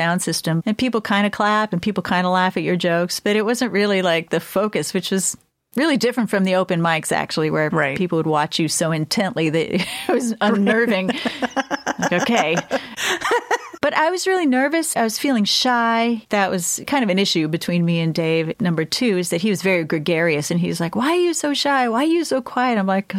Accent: Florida, United States; born there; I was born in Florida, you know, and I have this Florida State Seminole sweatshirt back at home.

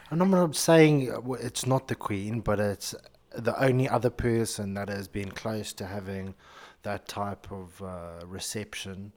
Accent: Zimbabwe; moved away; growing up in Zimbabwe

